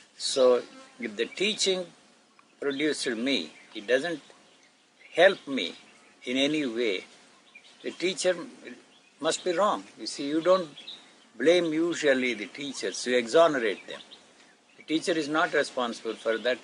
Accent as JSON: {"language": "English", "town": "Gudiwada", "region": "Andhra Pradesh", "country": "India", "tie": "born or raised there", "said": "The place where I grew up in Andhra is called Gudiwada."}